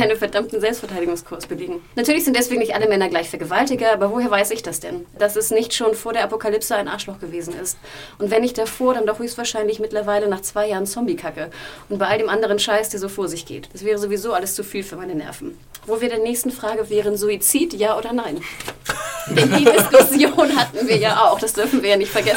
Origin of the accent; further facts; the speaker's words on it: Hamburg, Germany; aus meiner Heimatstadt Hamburg